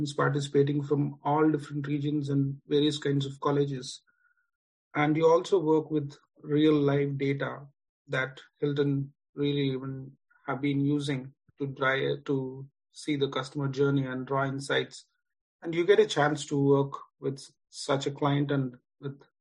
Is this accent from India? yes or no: yes; India; I'm from India, have experience in IT and finance